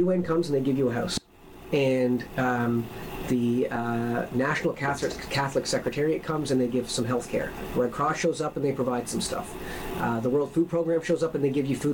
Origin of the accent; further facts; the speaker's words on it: Newfoundland and Labrador, Canada; I'm more Newfoundlander than anything else. I grew up there, I was born there